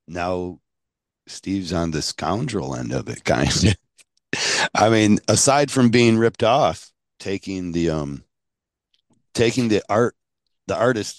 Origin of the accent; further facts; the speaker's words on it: Canada; I mean, as a Canadian, I know they kind of look down on us and laugh.